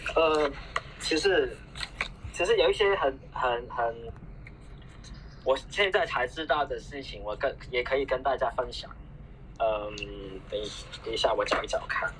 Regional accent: Hong Kong; 我们我们香港人觉得很奇怪

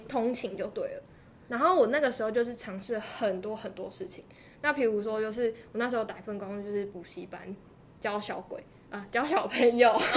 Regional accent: Taitung County, Taiwan; 我都是台东人

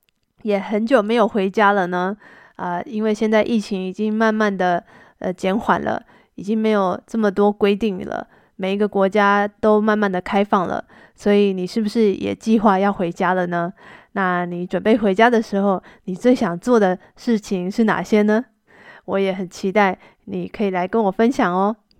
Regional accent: Taiwan; moved away as an adult; now in China; 因为这个是我长大的地方。

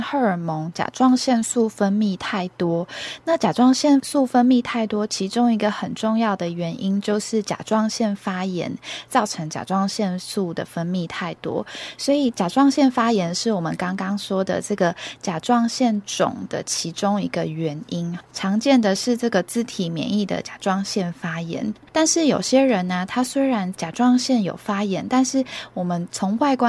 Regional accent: Taiwan; 以前我们台湾人啊，食盐没有加碘

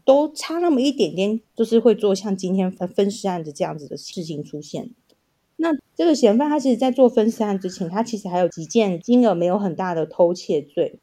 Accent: Tainan, Taiwan; 我是台南人

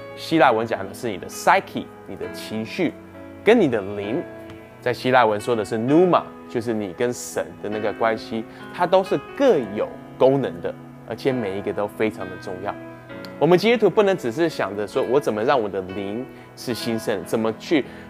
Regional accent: Canada; 那我小时候在加拿大长大，在加拿大十六岁的时候就可以开始学习开车

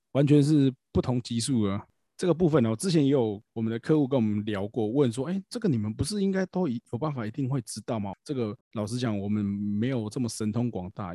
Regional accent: Taiwan; 我们台湾人

